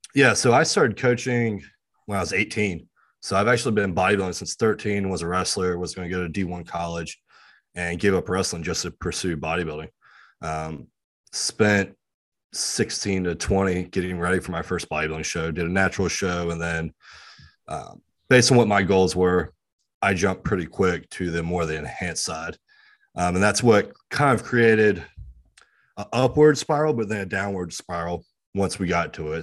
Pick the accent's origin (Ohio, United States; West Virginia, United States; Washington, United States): West Virginia, United States; West Virginia and Virginia, United States; I'm from West Virginia and Virginia